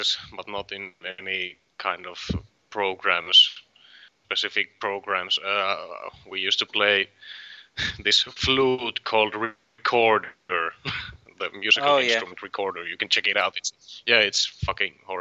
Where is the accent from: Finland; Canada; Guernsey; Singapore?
Finland; Varkaus, North Savo; In Varkaus, my hometown